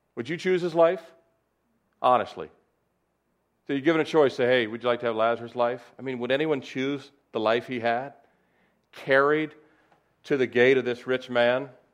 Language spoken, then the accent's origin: English; Annapolis, Maryland, United States; I was born in Annapolis, Maryland, February first, nineteen sixty-nine